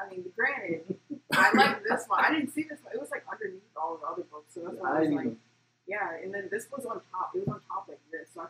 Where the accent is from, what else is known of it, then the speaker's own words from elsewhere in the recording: Maryland, United States; moved away as an adult; now in San Antonio, United States; So I've been in Texas pretty much my whole career. But I'm from Maryland